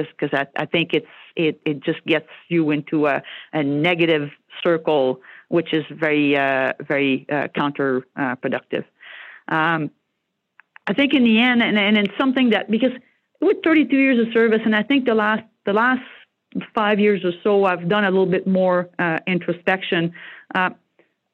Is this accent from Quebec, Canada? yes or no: yes; Joliette, Quebec, Canada; first language French; English is a second language; moved away; I'm from Joliette, Quebec. It's a small blue-collar French-speaking